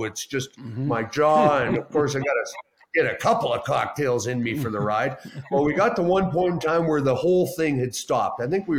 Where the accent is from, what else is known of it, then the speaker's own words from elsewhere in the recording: Canada; One of the saddest days for me as a Canadian.